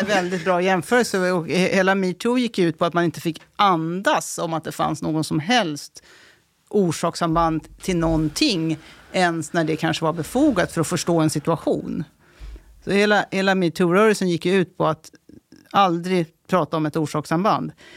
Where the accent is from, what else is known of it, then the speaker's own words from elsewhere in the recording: Stockholm, Stockholm County, Sweden; also born or lived in Värmland; Men jag är också uppväxt i Tensta så jag känner platsen